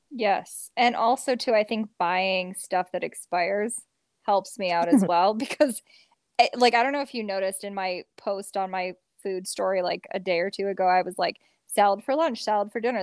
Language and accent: English; Midwest, United States; I'm from the Midwest